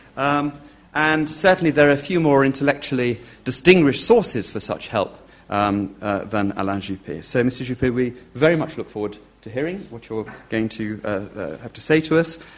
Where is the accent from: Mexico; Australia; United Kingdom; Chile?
United Kingdom; speaking as a Brit